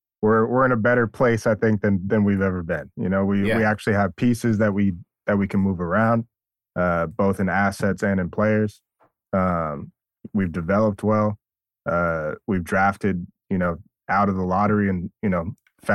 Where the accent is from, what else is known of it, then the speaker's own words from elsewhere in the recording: New England, United States; now in New York, United States; growing up in New England